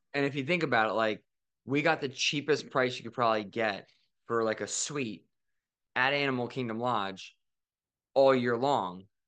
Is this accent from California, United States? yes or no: no; Philadelphia, Pennsylvania, United States; we're from Philly